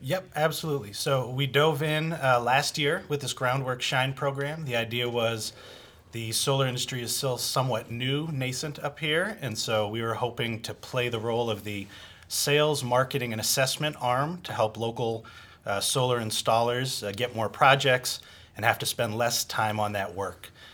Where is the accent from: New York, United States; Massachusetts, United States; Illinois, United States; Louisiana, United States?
Massachusetts, United States; Boston; moved away; I come from Boston, uh, Massachusetts